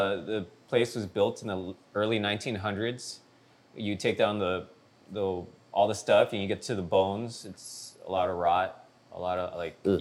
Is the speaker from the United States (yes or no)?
yes; San Gabriel Valley, California, United States; I grew up in the San Gabriel Valley, you know, largely Latino.